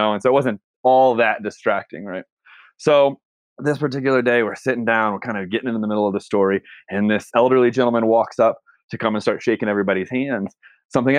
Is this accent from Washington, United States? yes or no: no; Texas, United States; moved away; I'm originally from Texas